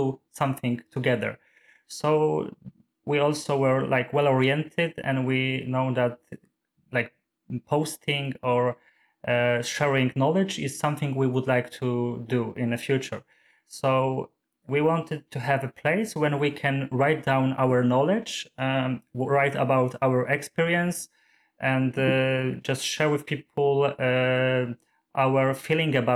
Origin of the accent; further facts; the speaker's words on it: Poland; moved away as an adult; now in Oslo, Norway; I'm from Poland